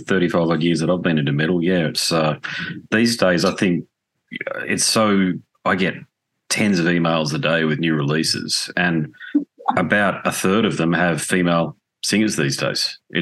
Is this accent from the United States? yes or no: no; Australia; accent: Australian; apologies for my Australian accent saying Tarja.